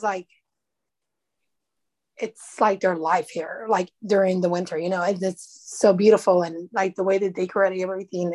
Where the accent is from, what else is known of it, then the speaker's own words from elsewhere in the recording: United States; moved away as an adult; now in Ukraine; we're from America.